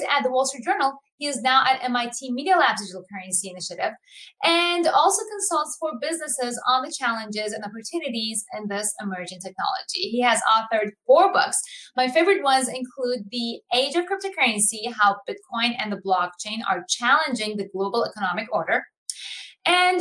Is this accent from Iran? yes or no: yes; Iran; I'm from Iran